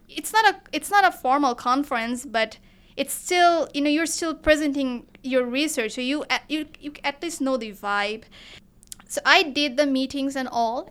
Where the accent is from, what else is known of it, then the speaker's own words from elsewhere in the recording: Bangladesh; moved away as an adult; now in Kent, United States; I am from Bangladesh, so our cuisine is pretty much similar to the Indian cuisine